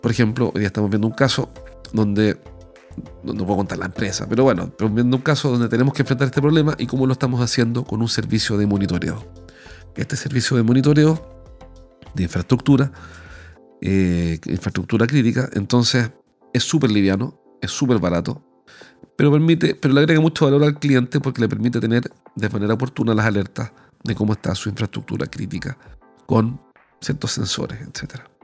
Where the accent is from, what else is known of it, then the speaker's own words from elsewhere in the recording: Chile; como soy chileno hablo rapidísimo